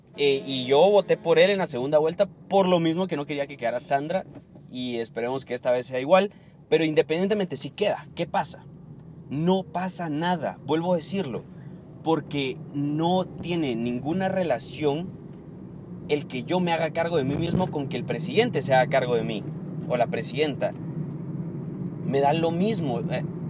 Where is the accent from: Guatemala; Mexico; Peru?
Guatemala; Aquí, en mi país